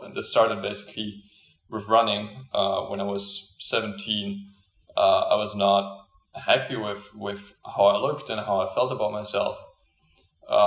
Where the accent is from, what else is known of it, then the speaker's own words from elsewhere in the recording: Germany; moved away as an adult; now in Canada; So I'm originally from Germany. I'm 21 right now. And I came to Canada after I finished high school in Germany.